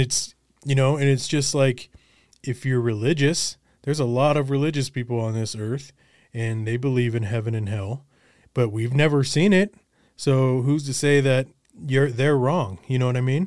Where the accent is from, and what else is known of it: Colorado, United States; born or raised there; also born or lived in Olympia, Washington / Los Angeles